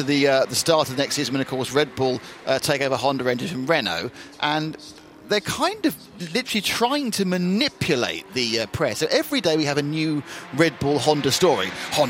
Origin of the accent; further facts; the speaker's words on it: Kent, South East England, United Kingdom; I'm from Kent